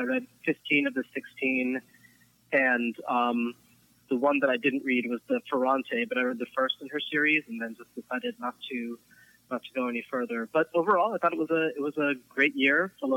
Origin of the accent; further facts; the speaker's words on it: Philadelphia, Pennsylvania, United States; I am from Philadelphia.